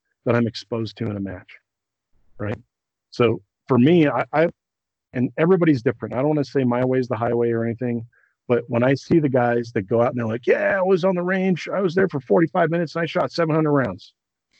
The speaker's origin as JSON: {"language": "English", "region": "Colorado", "country": "United States", "said": "I come from Colorado where it's dry and not humid"}